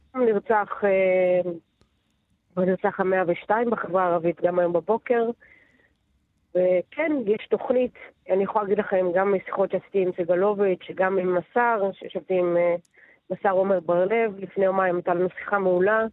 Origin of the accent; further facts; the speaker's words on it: Netanya, Central District, Israel; גדלתי בנתניה, אוקיי? בשנות ה-80 וה-90